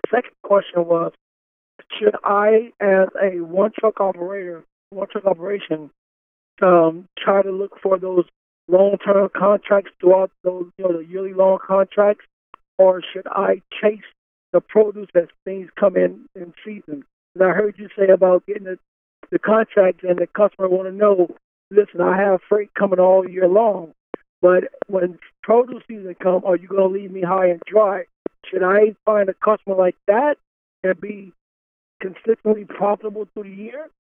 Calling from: Miami Gardens, Florida, United States; I'm calling from Miami Gardens, Florida.

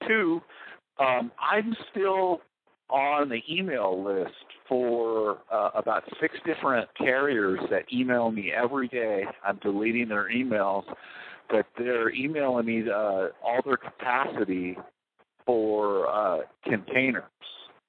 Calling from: Wisconsin, United States

